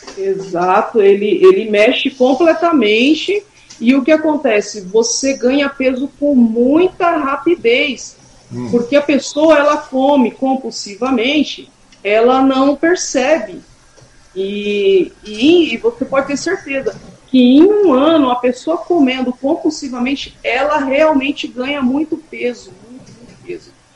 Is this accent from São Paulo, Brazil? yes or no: yes; Suzano, São Paulo, Brazil; also born or lived in Guarulhos / São Miguel Paulista; é uma escola que eu estudei até a minha oitava série, né, então eu cresci lá até os meus 14 anos eu, eu estive no Gardênia